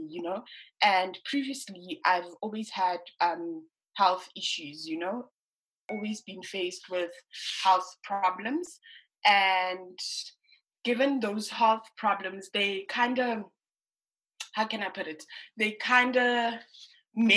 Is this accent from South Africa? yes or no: yes; Johannesburg, Gauteng, South Africa; I'm born and bred in Protea Glen, but I initially grew up in Pimville.